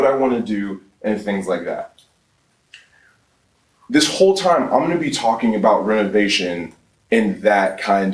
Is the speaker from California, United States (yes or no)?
no; Atlanta, Georgia, United States; born and raised in Atlanta, Georgia